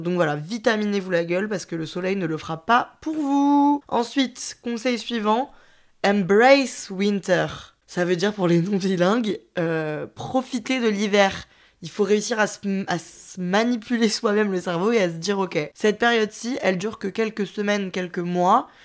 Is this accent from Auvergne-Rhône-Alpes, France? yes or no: yes; Lyon, Auvergne-Rhône-Alpes, France; en tant que lyonnaise, je suis très très proche de des stations de ski